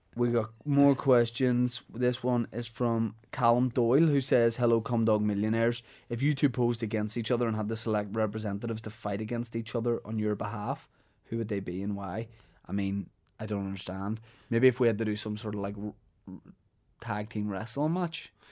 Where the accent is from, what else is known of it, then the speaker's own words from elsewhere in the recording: Holywood, Northern Ireland, United Kingdom; Hollywood, mate. Honestly, big fan of my hometown.